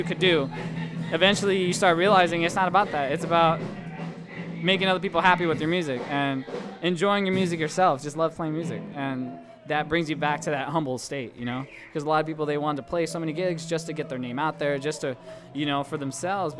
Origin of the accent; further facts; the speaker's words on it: Stockton, California, United States; I was born and raised in Stockton